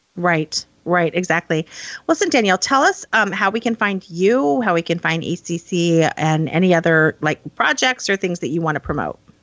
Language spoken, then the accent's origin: English; Midwest, United States; I grew up in the Midwest